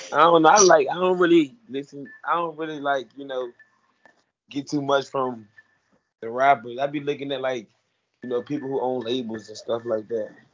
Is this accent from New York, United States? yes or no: no; Richmond, Virginia, United States; also born or lived in Baltimore, Maryland; I grew up in Richmond